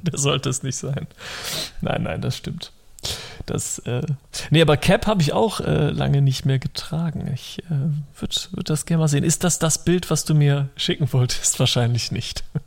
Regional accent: Rhineland, Germany; als Rheinländer

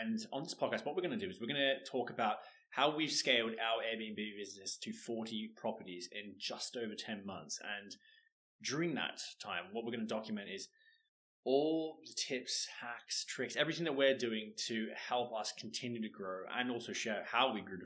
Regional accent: Australia; accent: Australian; moved away; hopefully you can hear the accent. I'm Australian

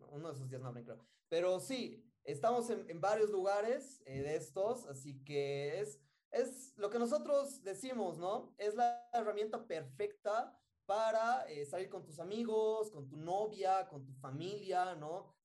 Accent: Bolivia; Sí, sí, yo soy de Bolivia

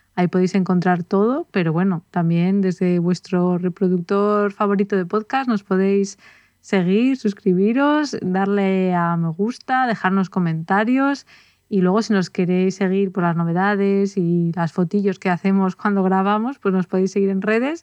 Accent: Spain; nosotros somos de España

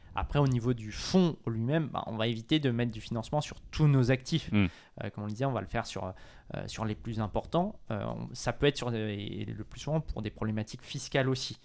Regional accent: France; suis français, je connais le marché français

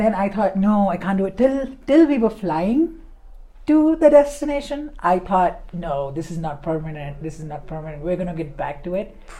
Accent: Mumbai, Maharashtra, India; moved away as an adult; I'm from Bombay

